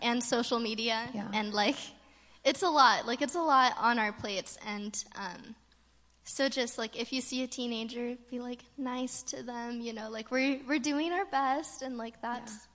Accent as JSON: {"language": "English", "region": "California", "country": "United States", "tie": "born or raised there", "said": "growing up in California, we don't have a lot of storms"}